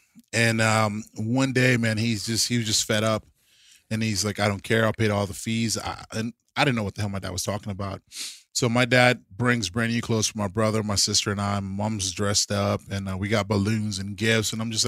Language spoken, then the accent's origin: English; Brownsville, Texas, United States; also born or lived in Mexico; Man, I was actually born in Mexico. {S4} Okay, {S5} but I was raised in Texas, in Brownsville, which is South Texas. It's a little different than the rest of Texas.